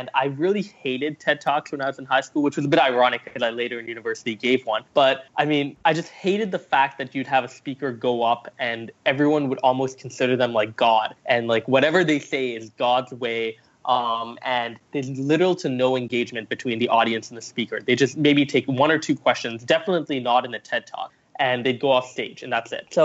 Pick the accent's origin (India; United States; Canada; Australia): Canada; also born or lived in Singapore; So I was born in Singapore. I moved to Canada when I was nine years old, um, and basically went through junior high, high school, very much dabbling with entrepreneurship